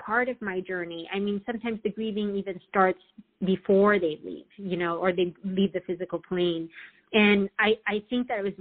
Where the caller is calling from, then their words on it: Southern California, United States; I'm calling from Southern California